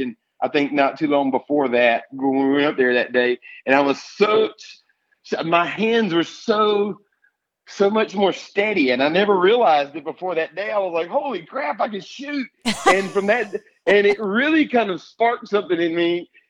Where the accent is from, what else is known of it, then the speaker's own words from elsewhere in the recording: Escatawpa, Mississippi, United States; also born or lived in Pascagoula, Mississippi; I grew up in South Mississippi, grew up in the woods hunting